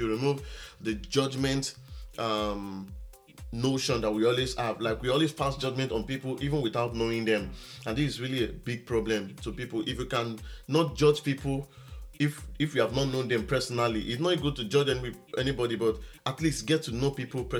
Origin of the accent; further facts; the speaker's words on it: Ekiti, Nigeria; I'm from Ekiti State in Nigeria